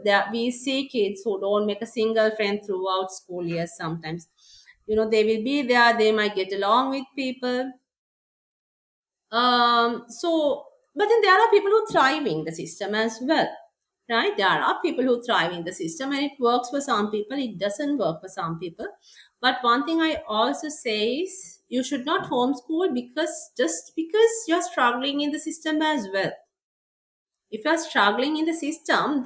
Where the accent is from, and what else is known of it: Sri Lanka